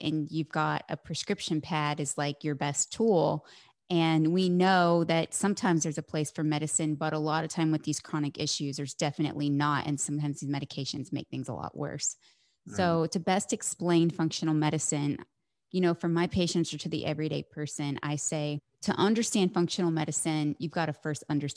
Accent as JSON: {"language": "English", "region": "Midwest", "country": "United States", "tie": "born or raised there", "moved": "yes"}